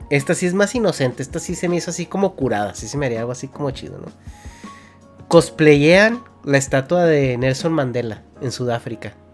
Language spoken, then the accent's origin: Spanish; Mexico; Es que somos de México, güey.